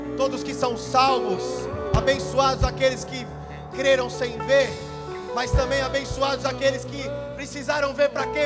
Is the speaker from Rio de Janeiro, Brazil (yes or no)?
no; São Paulo, Brazil; São Paulo. Meu estado, onde eu nasci.